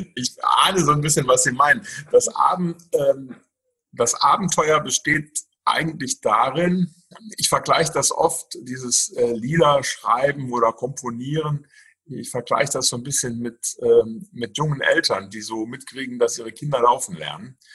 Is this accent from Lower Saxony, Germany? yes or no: no; Saarwellingen, Saarland, Germany; also born or lived in near Ingolstadt, Bavaria; now in Steinerskirchen, Germany; ich komme gebürtig aus dem Saarland. Ähm, ich bin in dem schönen Ort Saarwellingen zu Hause. Das ist im Kreis Saarlouis. Also so nach Frankreich hin orientiert so ein bisschen. Also da bin ich aufgewachsen